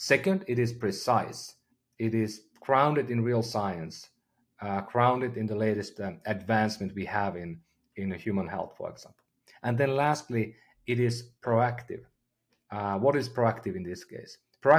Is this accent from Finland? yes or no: yes; Finland; moved away as an adult; now in United States; I'm from Finland originally, been living in the Bay Area for the last 15 years.